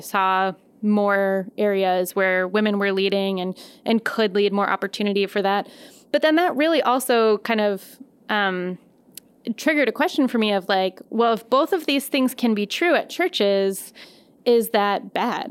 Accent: Colorado Springs, Colorado, United States; moved away as an adult; now in Madison, United States; I grew up in Colorado Springs

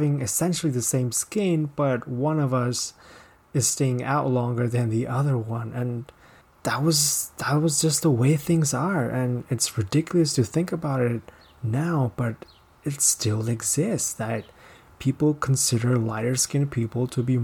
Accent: Pakistan; I am from Pakistan.

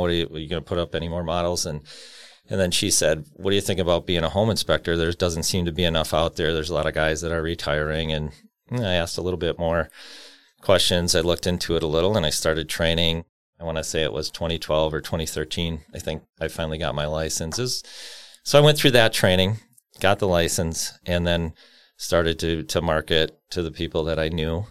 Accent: Cudahy, Wisconsin, United States; also born or lived in San Bernardino, California; I grew up in Cudahy

